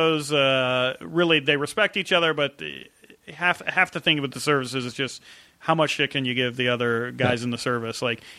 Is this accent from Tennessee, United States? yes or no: no; Chicago, Illinois, United States; moved away as an adult; also born or lived in San Francisco; Growing up in the Midwest, you know, Chicago